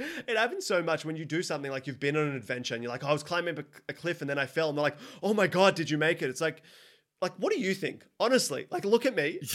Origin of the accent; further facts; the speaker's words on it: Sydney, New South Wales, Australia; I'm from Sydney